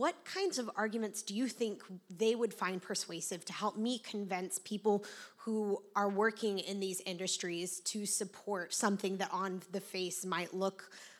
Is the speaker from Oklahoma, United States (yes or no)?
yes; Oklahoma, United States; now in Texas, United States; So I currently live in Texas, but I was born and raised in Oklahoma, and not unlike West Virginia, it's a state whose, you know, sole economic interest pretty much is oil and natural gas.